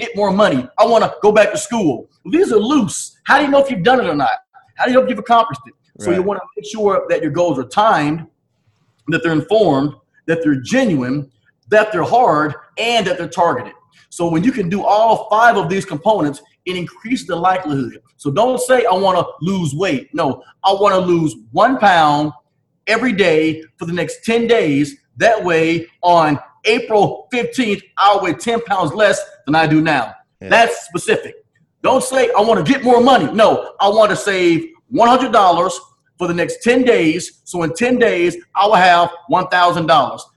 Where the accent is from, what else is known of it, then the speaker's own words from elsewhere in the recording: Chattanooga, Tennessee, United States; I was born in Chattanooga, Tennessee, raised Southern